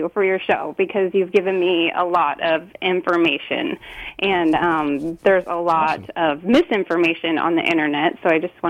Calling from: Washington, United States; I'm calling from Washington.

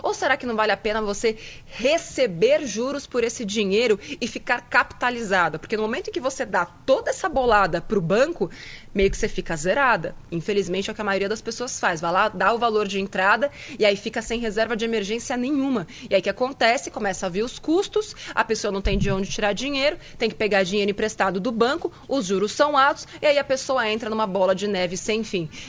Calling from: Caieiras, São Paulo, Brazil; sou de Caieiras.

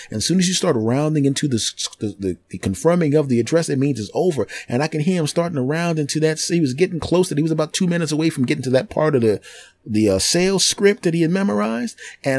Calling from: Los Angeles, California, United States; Well, I'm actually calling from Los Angeles, California.

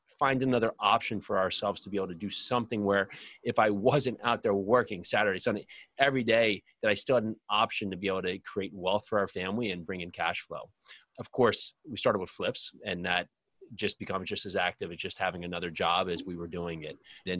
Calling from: New Jersey, United States; Wonderful New Jersey.

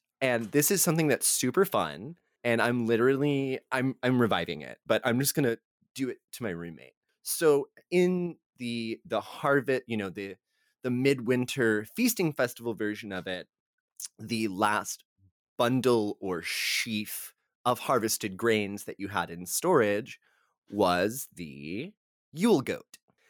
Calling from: Texas, United States; you know, I'm recording from Texas and I know this is tamale season.

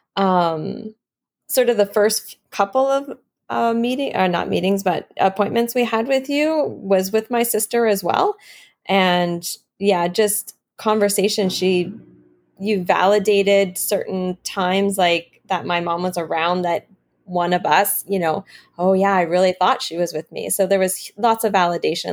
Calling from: Thompson, Manitoba, Canada; I am calling from Northern Manitoba, a little community called Thompson

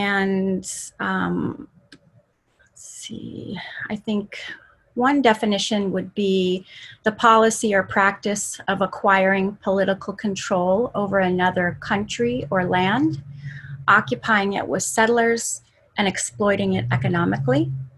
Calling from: Anchorage, Alaska, United States; calling in today from one jurisdiction over from my traditional jurisdiction out in Palmer, and so I'm calling from Anchorage, which is Dena'ina lands.

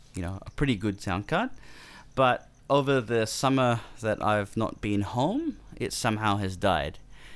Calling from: Queensland, Australia; I'm calling in from Queensland at the moment, so it's we've got a time zone difference

